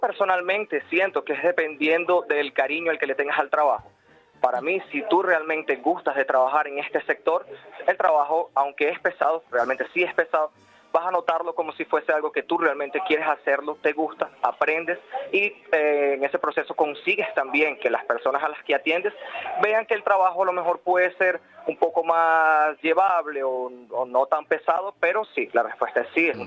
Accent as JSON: {"language": "Spanish", "country": "Venezuela", "moved": "yes", "lives_now": "Madrid, Spain", "said": "yo soy venezolano"}